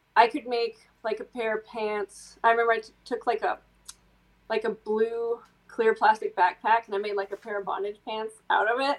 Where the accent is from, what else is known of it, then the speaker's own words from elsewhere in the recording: Midwest, United States; I grew up in the Midwest